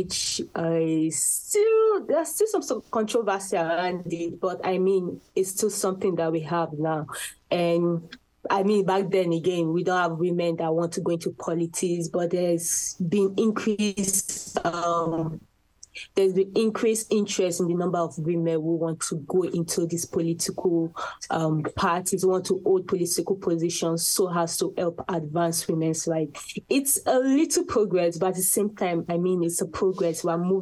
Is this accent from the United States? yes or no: no; Nigeria; I am from Nigeria, Africa